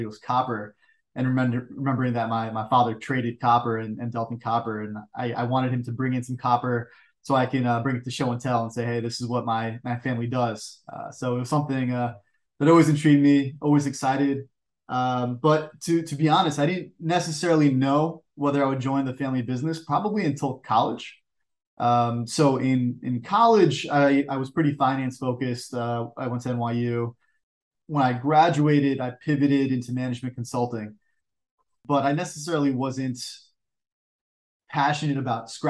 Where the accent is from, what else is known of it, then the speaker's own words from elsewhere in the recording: New York, United States; I'm born and raised in New York. So I've been on the East Coast my entire life